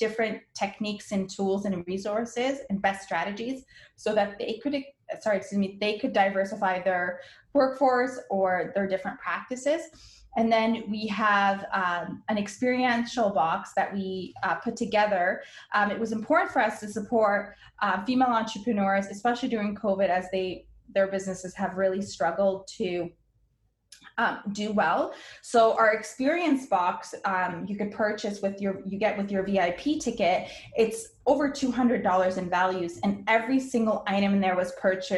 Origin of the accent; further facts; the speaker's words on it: Windsor, Ontario, Canada; also born or lived in Lebanon; my family immigrated to Canada when I was one, I was born in Lebanon. We grew up poor